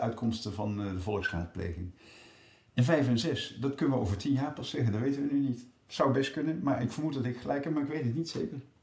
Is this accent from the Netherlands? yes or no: yes; Rotterdam, South Holland, Netherlands; Ik kom uit Rotterdam